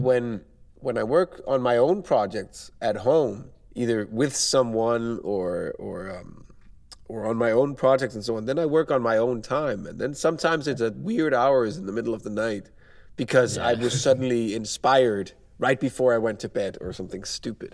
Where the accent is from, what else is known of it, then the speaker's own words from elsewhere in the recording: Denmark; moved away as an adult; now in Poland; I'm from Denmark right now. I work in Poland.